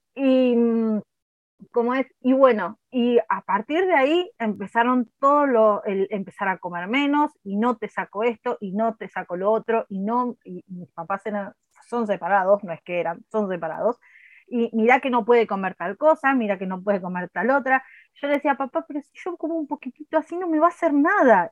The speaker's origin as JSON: {"language": "Spanish", "country": "Argentina", "said": "hablando mal y pronto como cualquier argentino"}